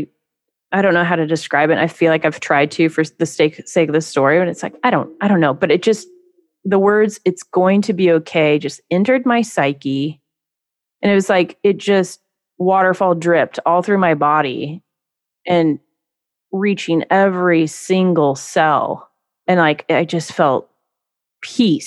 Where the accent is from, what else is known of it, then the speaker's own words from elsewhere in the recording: Pacific Northwest, Washington, United States; I'm from the Pacific Northwest, Washington State